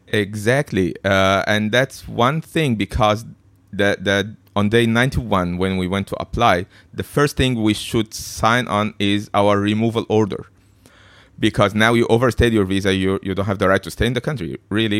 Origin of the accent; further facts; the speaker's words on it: Egypt; moved away as an adult; now in Hong Kong; I've been born and raised in Egypt